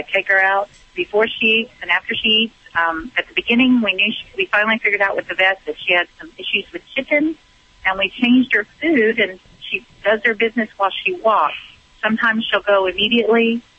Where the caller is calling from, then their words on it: Indiana, United States; I'm calling from Indiana.